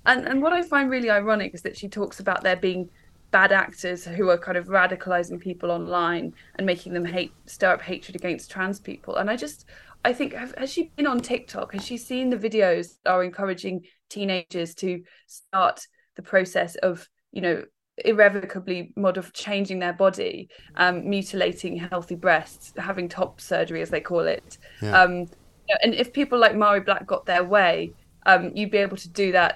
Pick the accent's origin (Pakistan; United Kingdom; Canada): United Kingdom; Warwickshire, West Midlands; now in London, United Kingdom; I'm from Warwickshire. I grew up in the countryside. I didn't move to London